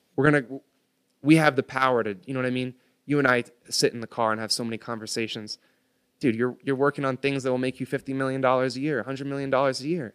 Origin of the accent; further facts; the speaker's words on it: United States; I was born on American soil